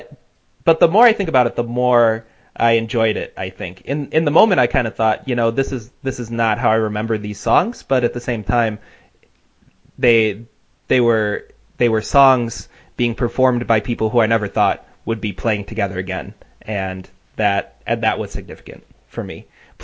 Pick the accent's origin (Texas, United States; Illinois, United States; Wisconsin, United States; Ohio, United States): Illinois, United States; Chicago